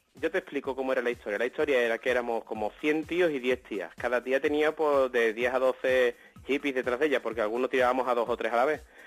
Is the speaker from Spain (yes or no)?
yes; Seville, Andalusia, Spain; yo soy de Sevilla